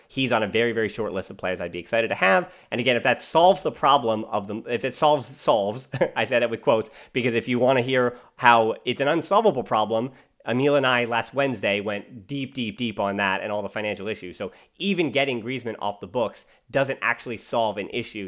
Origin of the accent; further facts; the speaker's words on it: United States; as an American